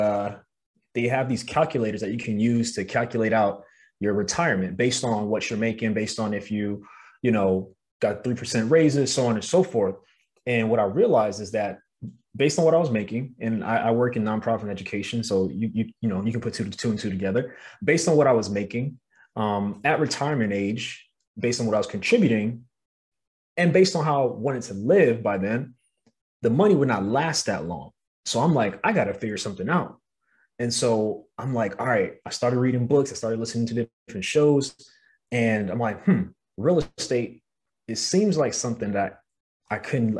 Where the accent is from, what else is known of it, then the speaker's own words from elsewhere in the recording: New York City, New York, United States; moved away as an adult; now in Los Angeles, United States; I'm from Brooklyn, New York